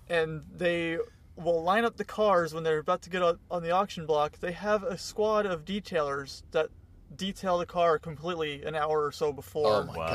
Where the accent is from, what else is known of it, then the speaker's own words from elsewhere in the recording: Tucson, Arizona, United States; So I grew up in Tucson